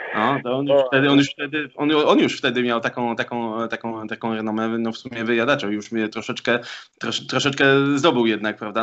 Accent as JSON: {"language": "Polish", "town": "Sosnowiec", "region": "Silesian Voivodeship", "country": "Poland", "also_born_or_lived": "Katowice", "said": "Sosnowca, z e, którego pochodzę"}